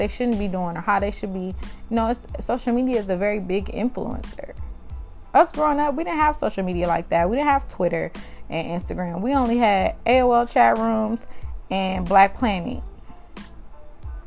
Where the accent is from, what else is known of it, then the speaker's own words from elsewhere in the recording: Compton, California, United States; also born or lived in South Central Los Angeles; I'm from Compton, California, by way of South Central Los Angeles, 43rd and Hoover, and Central and Alondra.